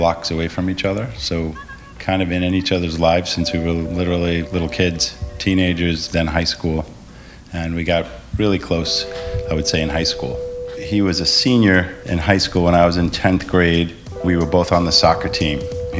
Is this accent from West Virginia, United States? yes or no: no; Merrick, New York, United States; Steve and I grew up together in Merrick, Long Island.